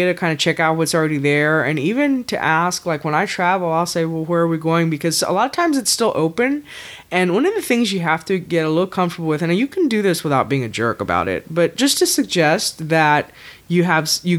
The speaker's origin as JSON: {"language": "English", "region": "Texas", "country": "United States", "said": "we're from Texas"}